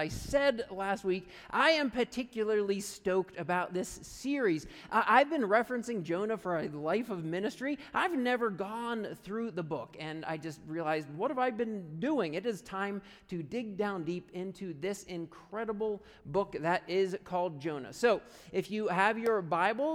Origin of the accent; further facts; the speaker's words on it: right outside of Punxsutawney, Pennsylvania, United States; moved away; I grew up right outside of Punxsutawney, Pennsylvania